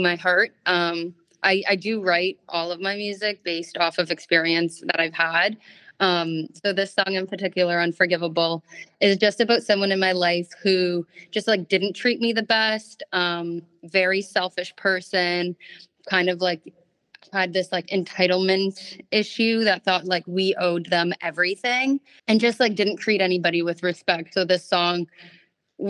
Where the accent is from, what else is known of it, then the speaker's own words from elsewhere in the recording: Toronto, Ontario, Canada; I'm from Toronto, Canada